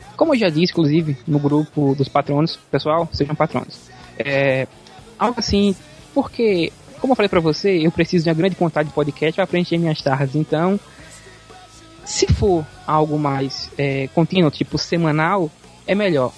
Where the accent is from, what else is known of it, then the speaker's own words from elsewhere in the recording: Bahia, Brazil; sou da Bahia